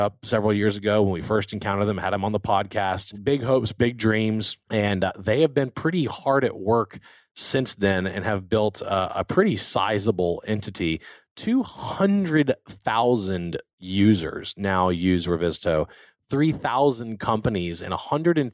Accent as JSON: {"language": "English", "town": "Baton Rouge", "region": "Louisiana", "country": "United States", "tie": "born or raised there", "also_born_or_lived": "Texas", "moved": "yes", "said": "I grew up in Louisiana, where we didn't even have an ice rink growing up"}